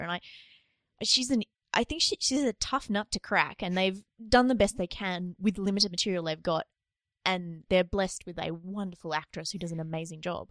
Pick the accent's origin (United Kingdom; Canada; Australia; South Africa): Australia; it's really embarrassing to be Australian